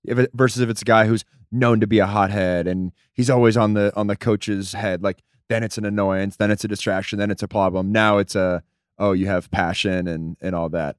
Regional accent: United States; as an American man

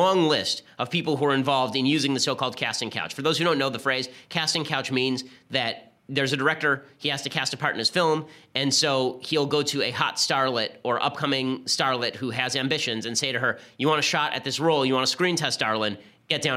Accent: Los Angeles, California, United States; So I've lived my entire life in Hollywood. I grew up in Hollywood.

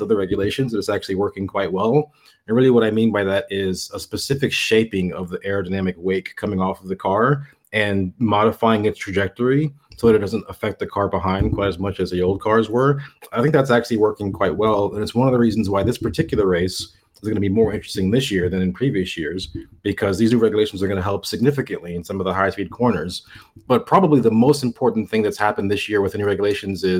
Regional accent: United States; being an American

